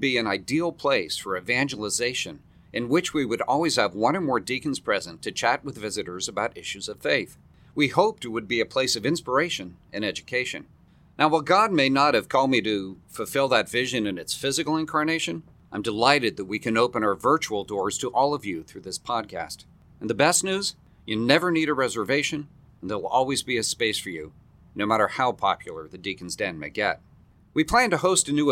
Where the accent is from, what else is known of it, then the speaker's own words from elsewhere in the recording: San Francisco, California, United States; moved away as an adult; also born or lived in Colorado / Florida; now in Orlando, United States; I was born in the beautiful city by the bay, San Francisco, California